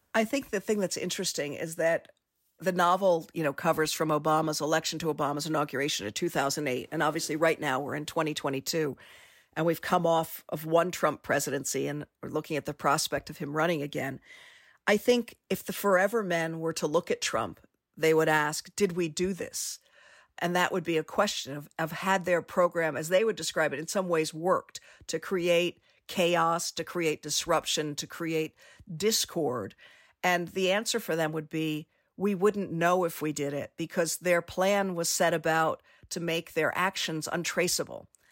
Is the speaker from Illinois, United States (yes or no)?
no; Washington, District of Columbia, United States; I grew up in Washington, D C